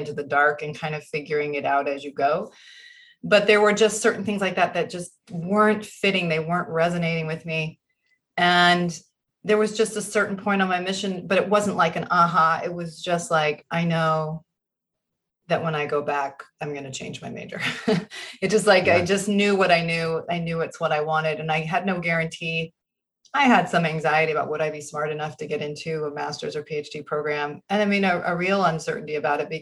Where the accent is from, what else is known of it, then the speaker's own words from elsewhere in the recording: Burlington, Vermont, United States; moved away as an adult; also born or lived in Boston, Massachusetts / Utah; I grew up in Burlington, Vermont